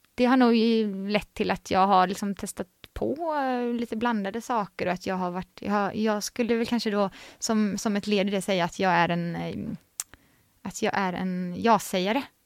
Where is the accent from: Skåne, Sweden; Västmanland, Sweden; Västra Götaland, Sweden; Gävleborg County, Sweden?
Västra Götaland, Sweden; Vänersborg; Så där är jag född, upp, född och uppvuxen